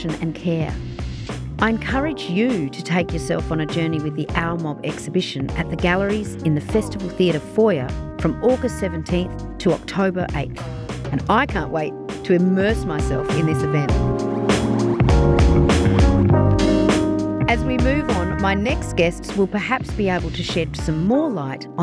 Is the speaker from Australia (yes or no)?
yes; Broken Hill, New South Wales, Australia; I grew up in Broken Hill as well